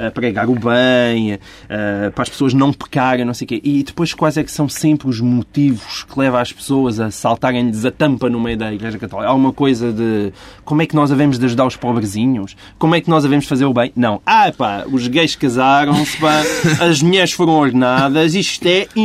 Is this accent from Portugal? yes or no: yes; Portugal